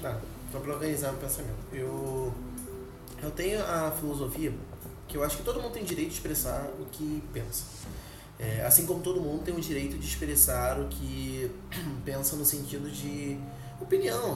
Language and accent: Portuguese; Rio de Janeiro, Brazil; que sou do Rio